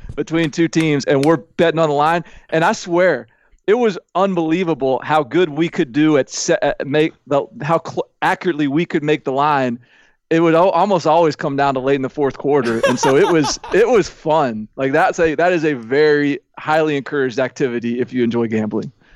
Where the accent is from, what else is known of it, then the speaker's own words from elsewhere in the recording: Nashville, Tennessee, United States; I was from Nashville, and those were just the schools that I thought were cool.